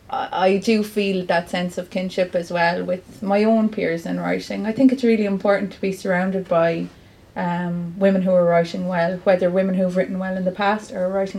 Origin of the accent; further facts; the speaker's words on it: Clare, Munster, Ireland; also born or lived in Galway; now in Cork, Ireland; I was born in Galway, but like all Clare people are either born in Galway or Limerick or the side of the road, you know. We don't have a maternity hospital, so it's not that much of a big deal that I was born in Galway. I'm Clare, like, I'm Clare through and through